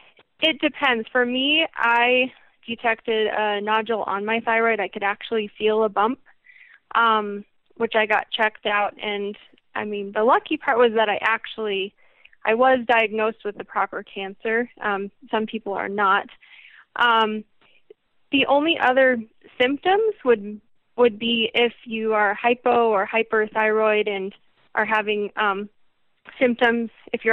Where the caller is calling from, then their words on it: Englewood, Colorado, United States; I am from Inglewood, Colorado, which is pretty close to Denver.